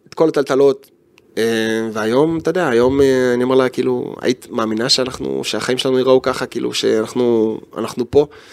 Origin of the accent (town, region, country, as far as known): Israel